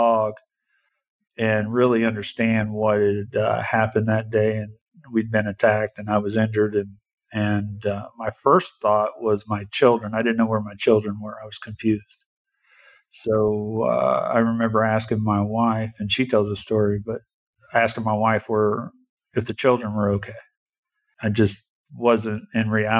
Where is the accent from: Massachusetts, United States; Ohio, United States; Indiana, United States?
Indiana, United States; Indianapolis; I was born and raised here in Indianapolis